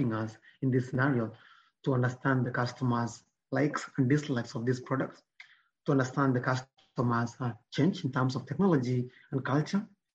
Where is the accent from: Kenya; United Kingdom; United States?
Kenya; Nyamira, Nyamira County; I grew up in Nyamira